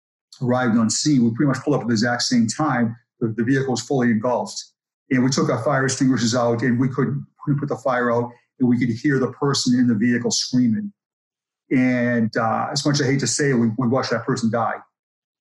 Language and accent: English; Boston, Massachusetts, United States; I grew up in Boston, and my neighborhood had a police officer